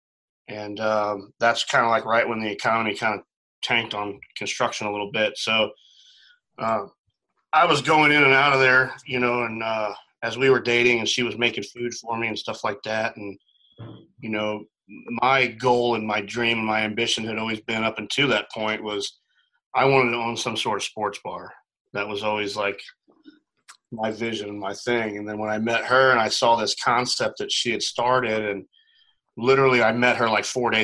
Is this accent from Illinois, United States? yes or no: yes; Edwardsville, Illinois, United States; moved away as an adult; So I'm from a little town called Edwardsville, right across the river from St. Louis. But it's the St. Louis metro area. That's where I grew up.